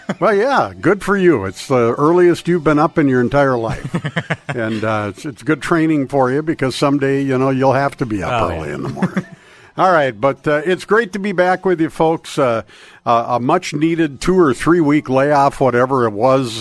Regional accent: Crookston, Minnesota, United States; now in Duluth, United States; Crookston, my hometown

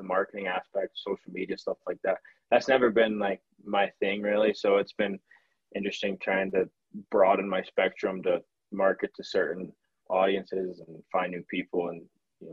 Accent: United States; I'm an American

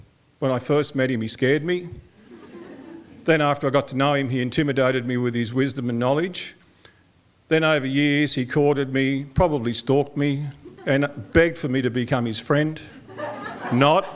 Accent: Karuah, New South Wales, Australia; also born or lived in Raymond Terrace; I grew up on Karua Mission

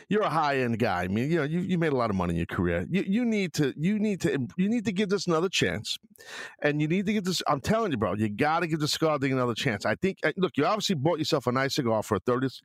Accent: New York City, New York, United States; growing up in New York and Brooklyn

